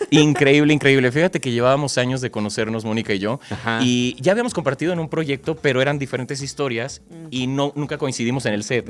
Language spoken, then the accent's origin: Spanish; Mexico; para nosotros como, como mexicanos